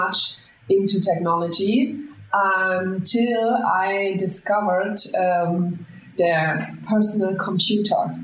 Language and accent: English; Germany; moved away as an adult; now in Spain; I'm from Germany. I was born and raised in Germany, but as soon as I finished school, I decided to go for places with more sunshine and the beach